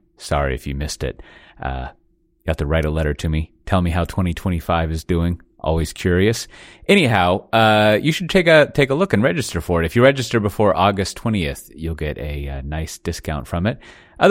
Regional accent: Austin, Texas, United States; my hometown, Austin, Texas

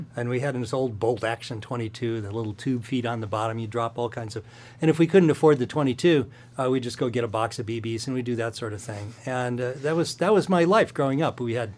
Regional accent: Midwest, United States; I grew up in the Midwest, enjoyed that, moved out to go to music school

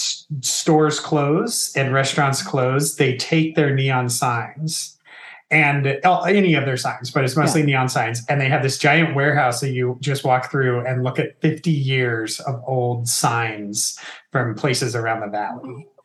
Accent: Southern California, United States; I'm from Southern California. Mexican food is like in my blood. It's actually literally in my blood, as I am a quarter Mexican.

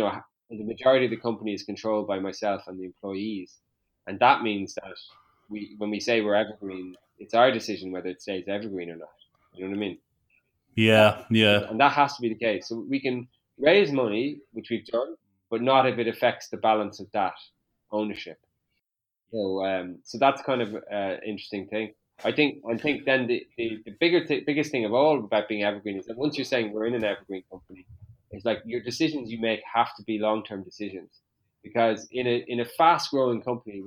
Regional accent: Westport, Connacht, Ireland; I'm from Westport

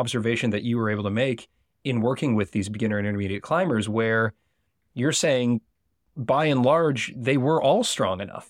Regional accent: United States; accent: American; my American accent

